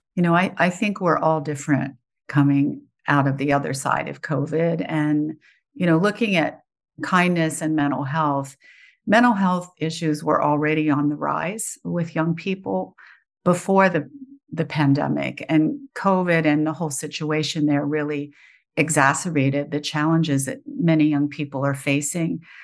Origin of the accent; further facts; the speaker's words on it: West Virginia, United States; moved away; I grew up in West Virginia.